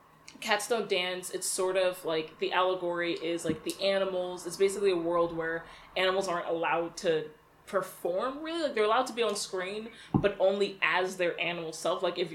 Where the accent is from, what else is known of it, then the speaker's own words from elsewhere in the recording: Virginia, United States; I've only ever grown up on the East Coast and specifically in Virginia